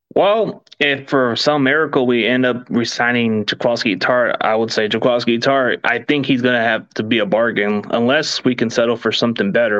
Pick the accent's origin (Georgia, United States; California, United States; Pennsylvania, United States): California, United States; also born or lived in Dallas, Texas; I just li, lived down California my entire life.